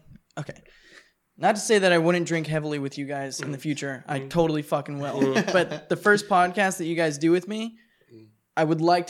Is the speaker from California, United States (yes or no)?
yes; San Diego, California, United States; I'm from San Diego.